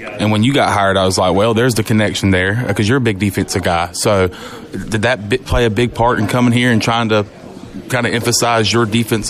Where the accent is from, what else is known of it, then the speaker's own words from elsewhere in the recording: Clinton, North Carolina, United States; moved away as an adult; now in Greenville, United States; I'm originally from Clinton, North Carolina, which is about an hour and 45 minutes away.